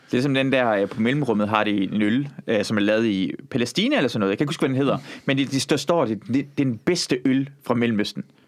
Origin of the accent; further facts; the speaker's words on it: Iran; now in Denmark; jeg er fra Iran